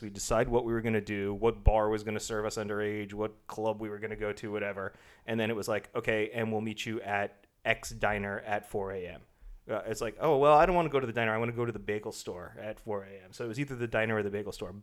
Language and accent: English; Long Island, New York, United States; I grew up on Long Island